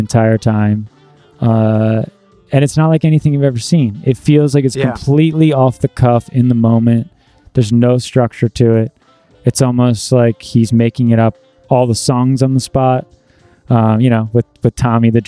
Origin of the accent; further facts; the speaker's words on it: New Jersey, United States; we're both from Jersey, the birthplace. And when I was in high school, there was a lot of that stuff in the local scene